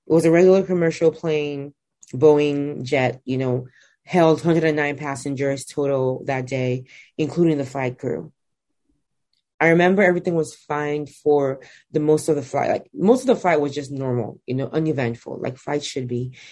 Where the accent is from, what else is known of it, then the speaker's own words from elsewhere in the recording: Nigeria; I grew up in Nigeria, which is where I was born and where I'm from.